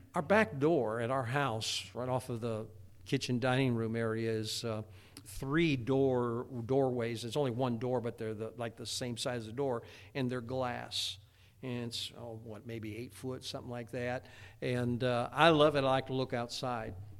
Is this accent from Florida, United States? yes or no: no; Indiana, United States; growing up in Indiana, there was a lot of tornadoes around